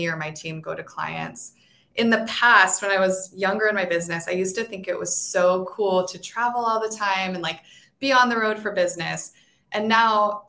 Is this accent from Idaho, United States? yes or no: yes; Boise, Idaho, United States; moved away as an adult; also born or lived in Dominican Republic; now in Portugal; I grew up in Boise up until, and I even went to Boise State for my undergrad. So like my whole young life was in Boise